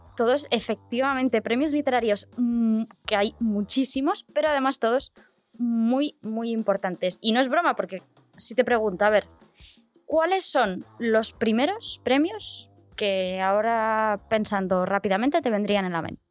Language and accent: Spanish; Barcelona, Catalonia, Spain; yo soy de Barcelona y, claro, yo he visto y he pasado por la calle Aribau mm, durante toda mi vida